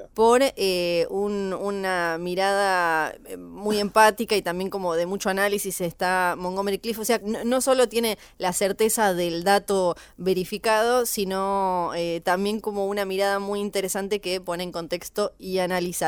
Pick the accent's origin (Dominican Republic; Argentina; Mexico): Argentina; Ushuaia, Tierra del Fuego; now in Buenos Aires, Argentina; yo soy de Ushuaia, Tierra del Fuego